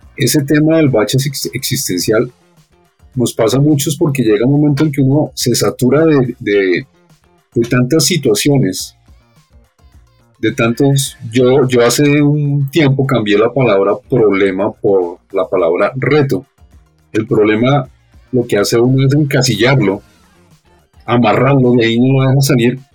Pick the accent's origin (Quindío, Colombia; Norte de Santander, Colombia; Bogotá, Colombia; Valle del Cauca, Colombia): Bogotá, Colombia; toda mi vida he estado aquí en Bogotá, no he logrado todavía acostumbrarme al clima